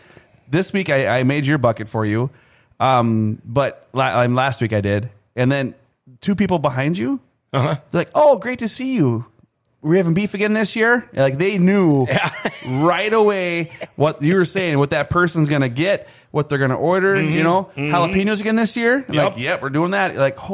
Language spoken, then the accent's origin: English; Minnesota, United States; It's like, I'm from Minnesota.